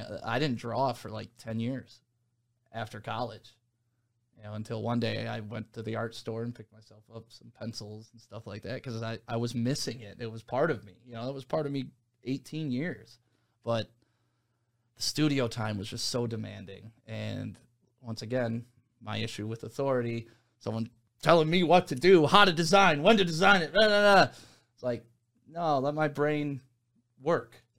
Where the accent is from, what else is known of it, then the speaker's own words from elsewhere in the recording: Novi, Michigan, United States; also born or lived in Detroit, Michigan; I grew up in the Novi, West Bloomfield area